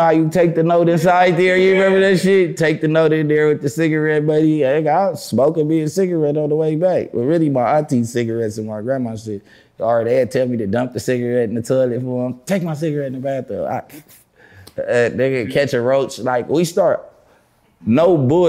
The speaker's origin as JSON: {"language": "English", "town": "Los Angeles", "region": "California", "country": "United States", "tie": "born or raised there", "said": "I grew up on Slauson. See, I grew up in two hoods because my parents wasn't together"}